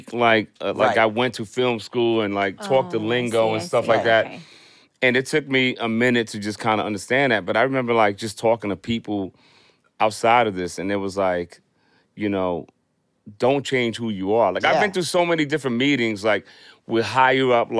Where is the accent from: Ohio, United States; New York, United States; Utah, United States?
New York, United States; New York City; I grew up in the Bronx